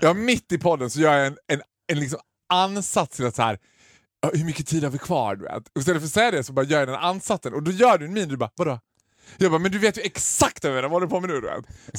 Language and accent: Swedish; Sweden; vi var från Sverige